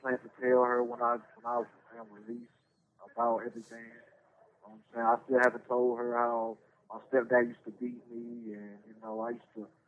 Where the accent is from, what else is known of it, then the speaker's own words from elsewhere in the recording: Durham, North Carolina, United States; I was born in Durham, North Carolina, to a Miss Frieda Ward and a Carlton Newman. I grew up in the projects most of my life